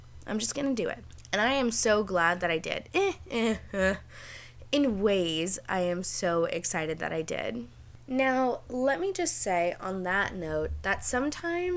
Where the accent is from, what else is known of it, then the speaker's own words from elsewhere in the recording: Spring Hill, Florida, United States; moved away as an adult; also born or lived in New York / Dunedin, Florida; now in Chicago, United States; In October of 2020, I had moved an hour south of my hometown. So that was my first step. I was like, I just need to get out of little old Spring Hill, Florida